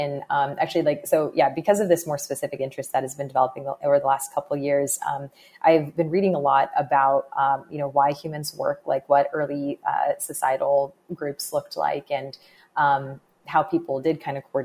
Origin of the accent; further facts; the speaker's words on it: Bay Area, California, United States; I grew up in the Bay Area in California.